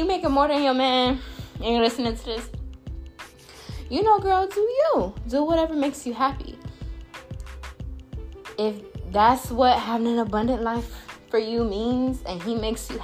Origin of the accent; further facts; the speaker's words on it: Jamaica; I am Jamaican